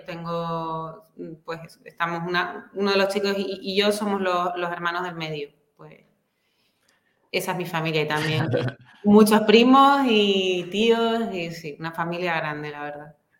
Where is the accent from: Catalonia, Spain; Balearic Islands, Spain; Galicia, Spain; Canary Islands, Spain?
Canary Islands, Spain; Santa Cruz de Tenerife; also born or lived in Madrid; soy de Tenerife. Yo nací aquí, mi familia es de aquí y casi siempre he vivido aquí